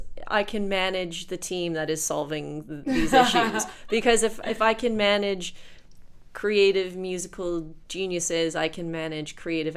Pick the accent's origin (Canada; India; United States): Canada; as a Canadian